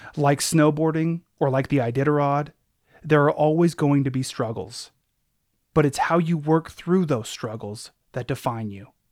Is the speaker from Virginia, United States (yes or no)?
no; Anchorage, Alaska, United States; growing up in Anchorage, where I'm from